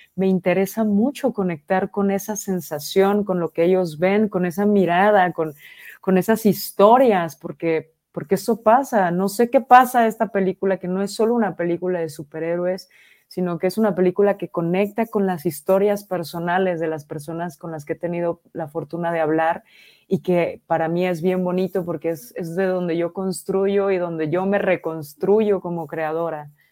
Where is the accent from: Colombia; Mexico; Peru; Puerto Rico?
Mexico; como mexicana me siento súper orgullosa